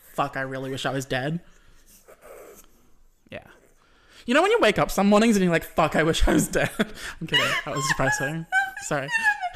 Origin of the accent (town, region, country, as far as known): Australia; accent: Australian